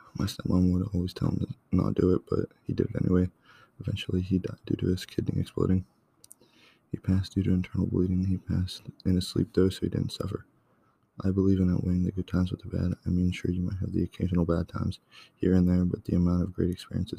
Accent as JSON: {"language": "English", "area": "near Fairfax", "region": "Virginia", "country": "United States", "tie": "born or raised there", "moved": "yes", "lives_now": "Pennsylvania, United States", "said": "I grew up in Virginia near Fairfax. The town I used to live in was quiet. At points, it was too quiet to the point where it was almost unbearable."}